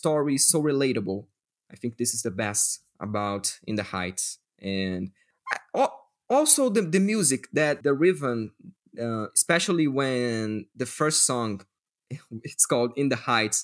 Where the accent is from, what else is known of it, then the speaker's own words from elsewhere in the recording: Brazil; English is a second language; we don't speak Spanish, we still are in Latin America